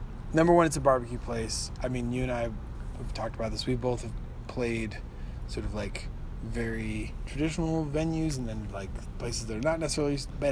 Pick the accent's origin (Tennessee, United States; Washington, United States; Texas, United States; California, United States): California, United States; near Morro Bay; that's my hometown. Not Morro Bay, but, that's like where I'm from pretty much